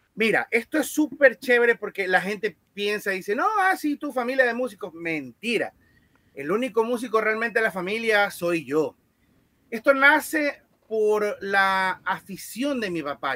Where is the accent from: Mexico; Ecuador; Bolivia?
Ecuador; Guayaquil, Guayas; yo nací aquí en Guayaquil